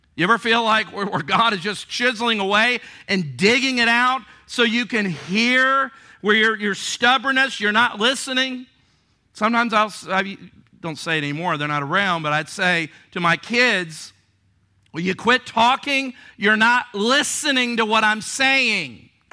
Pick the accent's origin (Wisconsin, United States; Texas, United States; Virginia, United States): Virginia, United States; Virginia Beach; growing up in Virginia Beach or here on the coast